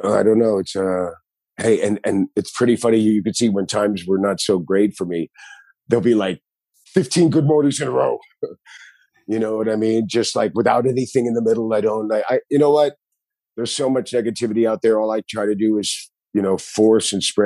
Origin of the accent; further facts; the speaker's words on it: Miami, Florida, United States; all my friends where I grew up in Miami, South Beach Underground